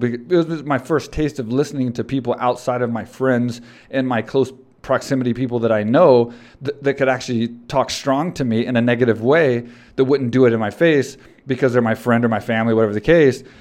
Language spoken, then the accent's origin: English; Texas, United States; I grew up in Texas and I'm, I'm in Texas